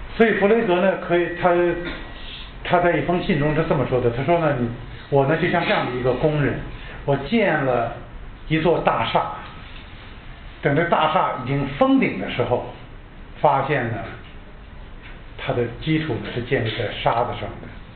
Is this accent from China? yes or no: yes; China; 我们中国人